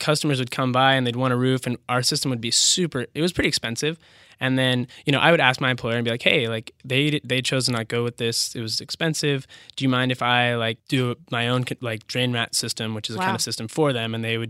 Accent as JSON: {"language": "English", "town": "Bellevue", "region": "Washington", "country": "United States", "tie": "born or raised there", "said": "I'm from Bellevue. I went to Bellevue High."}